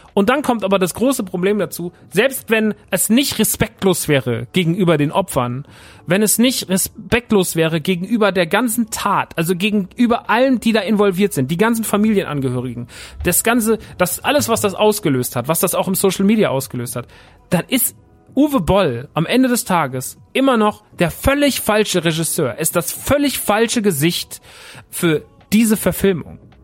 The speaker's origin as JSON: {"language": "German", "town": "Aschaffenburg", "region": "Bavaria", "country": "Germany", "tie": "born or raised there", "said": "wäre in Aschaffenburg gewesen, meine Heimat"}